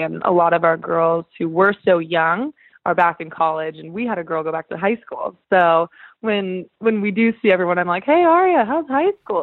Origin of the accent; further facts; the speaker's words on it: Northern California, United States; now in Los Angeles, United States; I live in LA, but I'm from Northern California